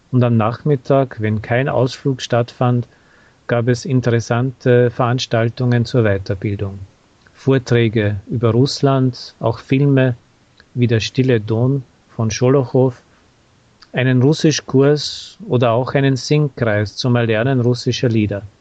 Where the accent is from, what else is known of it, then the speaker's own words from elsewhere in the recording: Austria; Aber für mich als Österreicher auch die Bierfabrik, die im 19. Jahrhundert von einem österreichischen Unternehmer aufgebaut worden war.